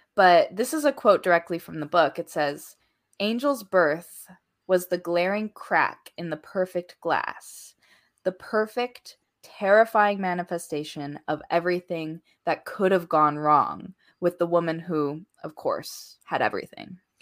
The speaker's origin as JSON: {"language": "English", "region": "Hawaii", "country": "United States", "said": "I am Hawaiian"}